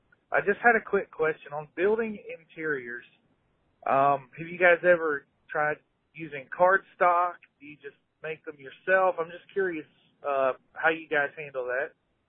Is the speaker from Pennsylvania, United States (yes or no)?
yes; Western Pennsylvania, United States; now in Alabama, United States; I live down in Alabama. I grew up in Western PA.